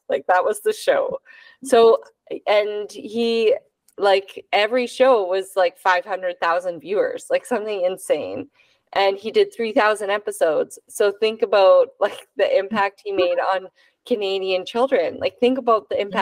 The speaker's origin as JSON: {"language": "English", "town": "San Jose", "region": "California", "country": "United States", "tie": "born or raised there", "said": "I grew up in San Jose over here."}